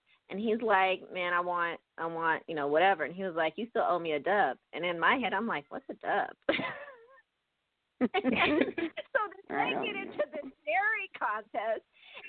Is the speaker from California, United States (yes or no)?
yes; Oakland, California, United States; I mean, I grew up in Oakland, but my parents pretty much, they sheltered me.